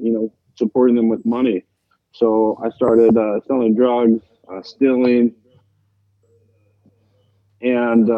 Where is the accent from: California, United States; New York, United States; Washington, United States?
Washington, United States; Seattle; I am out of Seattle, Washington. I grew up in Seattle